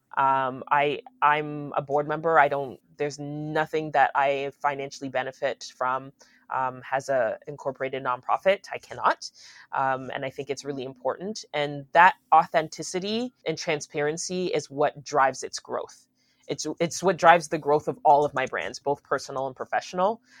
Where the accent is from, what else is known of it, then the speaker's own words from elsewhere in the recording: Aurora, United States; I grew up in Aurora